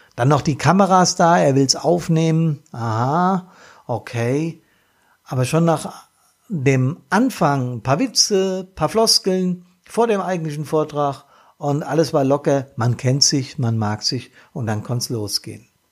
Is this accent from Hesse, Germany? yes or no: yes; Bad Soden am Taunus, Hesse, Germany; hier in meiner Heimat. Das ist Neuenhain, Altnahen und Bad Soden